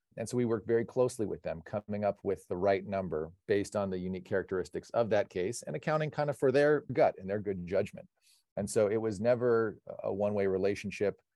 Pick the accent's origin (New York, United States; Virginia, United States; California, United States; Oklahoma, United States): California, United States; Pasadena; Born and raised in Pasadena, home of the Rose Parade and the Rose Bowl